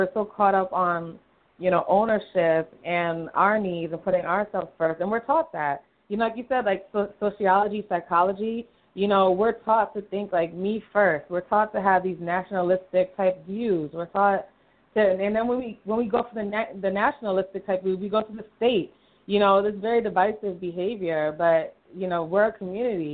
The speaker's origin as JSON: {"language": "English", "town": "New York City", "region": "New York", "country": "United States", "said": "Brooklyn, from New York"}